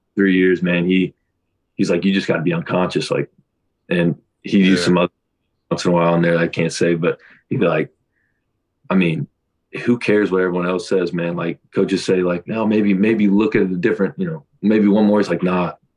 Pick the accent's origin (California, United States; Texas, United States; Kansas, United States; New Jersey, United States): Kansas, United States; born or raised there